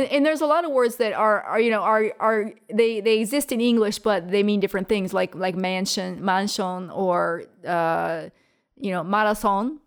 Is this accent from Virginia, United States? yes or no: yes; Virginia, United States; moved away as an adult; now in Japan; I'm from Virginia.